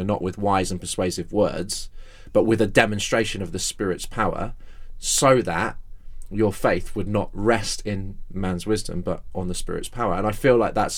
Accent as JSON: {"language": "English", "town": "Exeter", "region": "South West England", "country": "United Kingdom", "tie": "born or raised there", "said": "the local church I was brought up in my hometown of Exeter"}